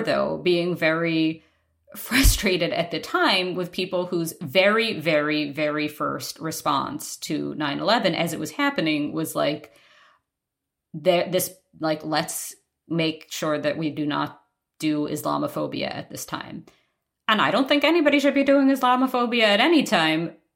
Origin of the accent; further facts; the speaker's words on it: New York, United States; moved away; was in Manhattan, in New York, my hometown